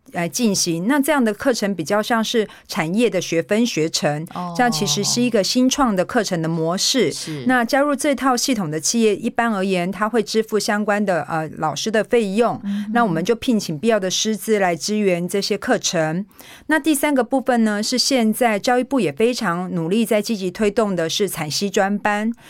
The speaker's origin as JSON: {"language": "Chinese", "country": "Taiwan", "said": "我们台湾人的那个蛋白质来源"}